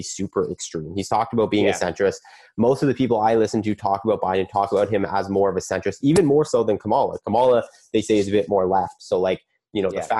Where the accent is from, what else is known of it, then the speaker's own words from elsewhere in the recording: Canada; as a Canadian